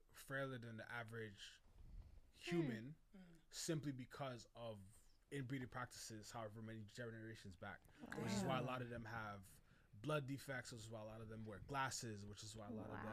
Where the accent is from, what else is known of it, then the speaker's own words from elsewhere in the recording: Trinidad & Tobago; I'm from Trinidad